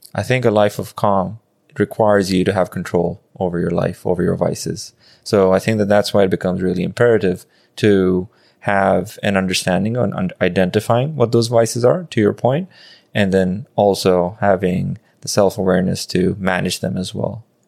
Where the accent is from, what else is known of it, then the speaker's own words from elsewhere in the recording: Pakistan; I grew up in Pakistan